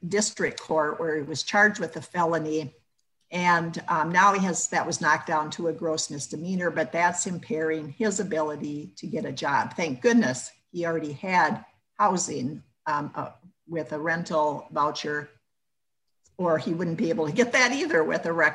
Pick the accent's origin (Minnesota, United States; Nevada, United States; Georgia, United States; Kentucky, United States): Minnesota, United States; I'm the one from Minnesota